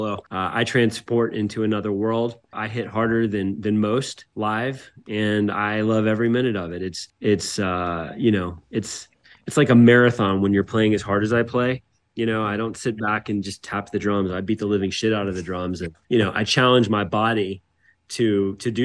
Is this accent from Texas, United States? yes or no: no; Atlanta, Georgia, United States; I grew up in the South